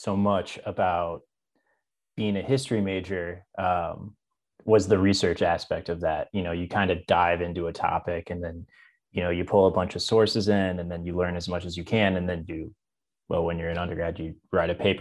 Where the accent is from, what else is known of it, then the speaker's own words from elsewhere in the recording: Champaign, Illinois, United States; also born or lived in Charleston, Illinois / Chicago, Illinois; now in Springfield, United States; I'm originally from Champaign, Illinois. I grew up in Central Illinois.